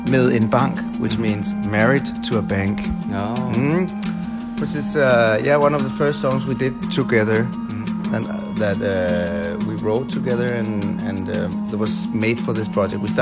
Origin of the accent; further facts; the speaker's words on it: Copenhagen, Capital Region of Denmark, Denmark; I'm a drummer from Denmark, Copenhagen.